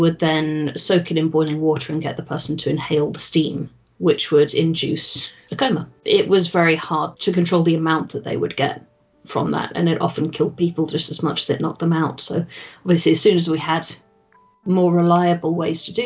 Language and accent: English; England, United Kingdom; I am English